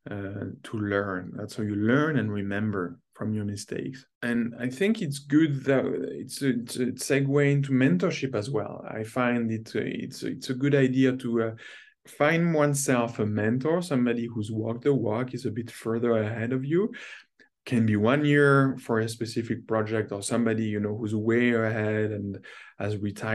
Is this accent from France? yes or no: yes; France; moved away as an adult; now in North America; growing up in France